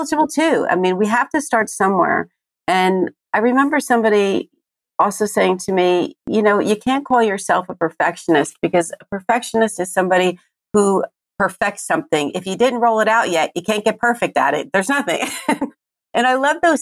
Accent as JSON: {"language": "English", "region": "New Jersey", "country": "United States", "said": "I am from Jersey"}